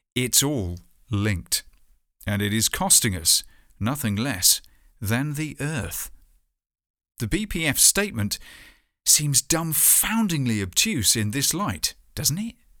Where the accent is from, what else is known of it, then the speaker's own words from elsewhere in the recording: hometown near Poole, Dorset, South West England, United Kingdom; My hometown's arts festival, Arts by the Sea, does tend to have a sense of ocean culture